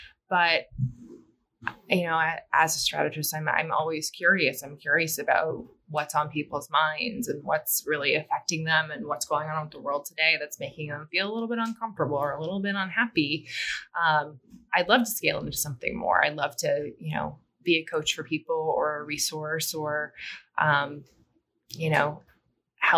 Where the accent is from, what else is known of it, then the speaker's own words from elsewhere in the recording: Midwest, United States; I'm from the Midwest